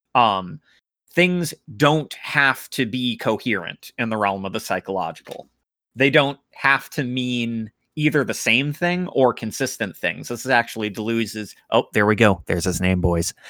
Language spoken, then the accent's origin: English; United States; I'm an American